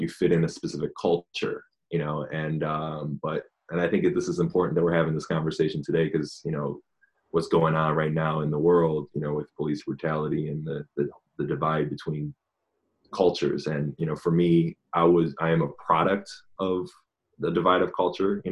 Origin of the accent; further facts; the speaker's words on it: Japan; now in United States; I was born and raised in Japan. My father is American and my mother is Japanese.